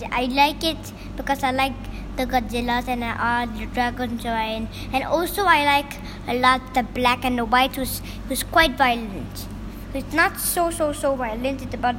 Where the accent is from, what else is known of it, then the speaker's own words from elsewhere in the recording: Hong Kong; No, I'm just from Hong Kong, so I'm just gonna build some things for China.